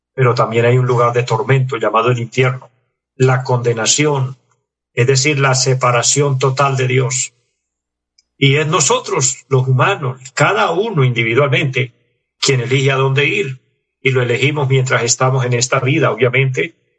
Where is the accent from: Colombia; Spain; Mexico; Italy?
Colombia